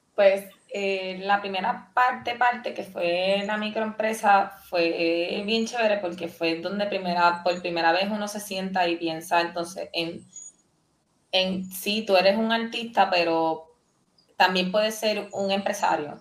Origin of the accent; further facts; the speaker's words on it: Puerto Rico; Yo, yo me siento bien boricua, bien puertorriqueña